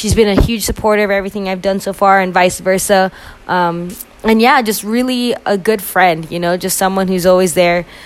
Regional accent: Phoenix, Arizona, United States; moved away as an adult; now in Tucson, United States; I ended up moving from my hometown to a new city in Tucson, Arizona

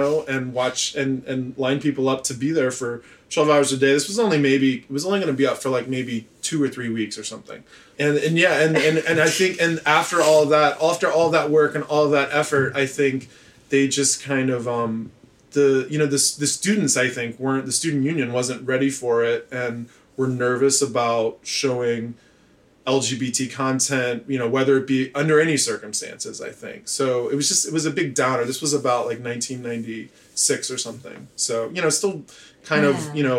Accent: Memphis, Tennessee, United States; moved away as an adult; also born or lived in Chapel Hill, North Carolina / Provincetown, Massachusetts / New York; I grew up in Tennessee

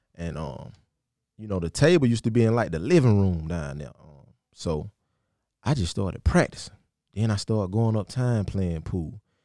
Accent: Sandersville, Georgia, United States; born or raised there; moved away

